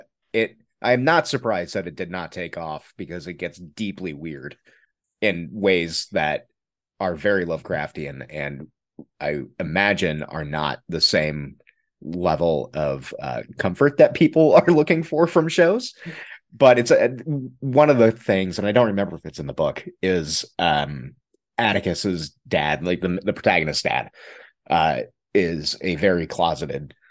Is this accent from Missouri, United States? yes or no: no; Tennessee, United States; I was growing up in Tennessee